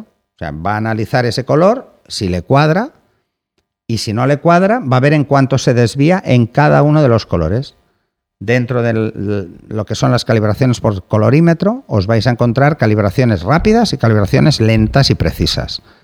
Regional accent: Barcelona, Catalonia, Spain; soy de Barcelona

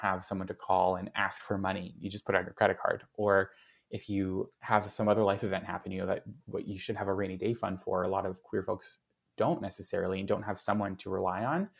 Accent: Calgary, Alberta, Canada; moved away as an adult; now in Edmonton, Canada; I grew up in Calgary. Why I left Calgary and came to Edmonton

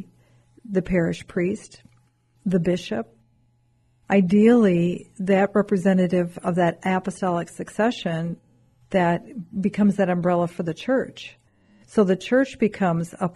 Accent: United States

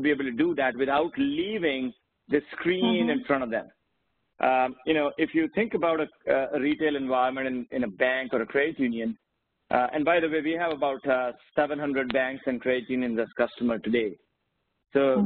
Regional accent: India; now in United States; I grew up in India

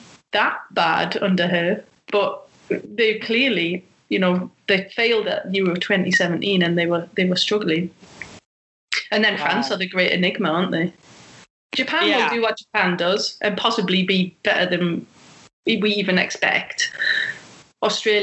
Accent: England, United Kingdom; we're English and we have that rivalry with Germany

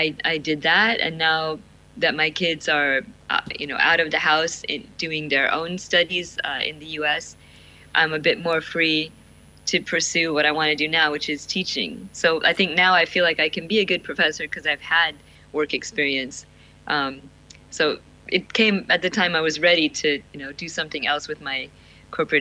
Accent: Barrow, Alaska, United States; now in Shanghai, China; I grew up in Alaska, and of course that's part of the US in case yeah. In case that's not clear. But not just Alaska, but northern Alaska. So a very remote and isolated part of the world. In my hometown, which is Barrow, Alaska

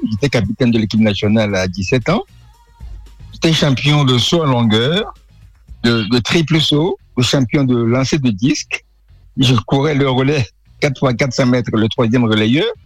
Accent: Togo; moved away as an adult; also born or lived in Évreux, France; je suis rentré de France, euh, d'Evreux notamment en 2007 au Togo.

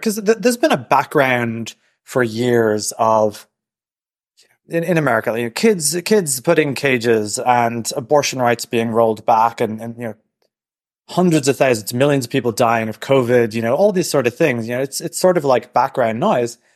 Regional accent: Dublin, Leinster, Ireland; moved away as an adult; also born or lived in Silicon Valley; now in New York, United States; I'm from Dublin

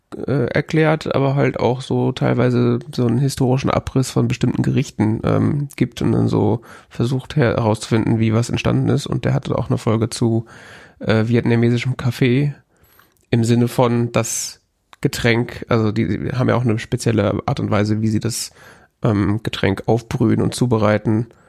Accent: West Germany, Germany; als Wessi

